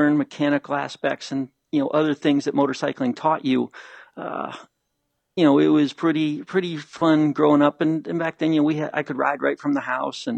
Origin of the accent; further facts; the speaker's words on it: Ohio, United States; growing up in Ohio, like I did